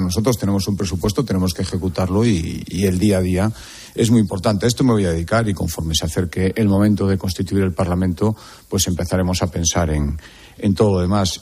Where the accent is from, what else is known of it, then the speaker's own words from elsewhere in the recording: Galicia, Spain; somos todos los gallegos